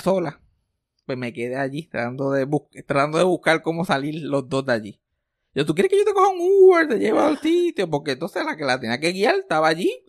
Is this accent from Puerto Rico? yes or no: yes; Puerto Rico; accent: jíbaro; mi acento jíbaro